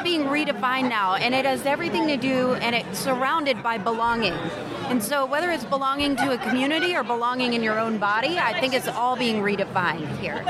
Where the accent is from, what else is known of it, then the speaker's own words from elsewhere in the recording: New Jersey, United States; now in Atlanta, United States; I grew up in New Jersey